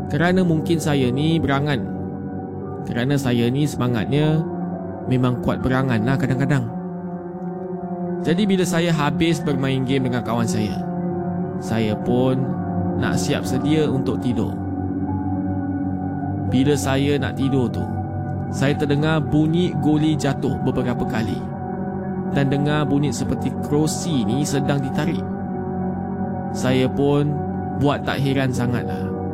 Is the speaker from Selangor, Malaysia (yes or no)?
yes; Selangor, Malaysia; Tapi apa yang saya boleh bilang saya ni dari Selangor.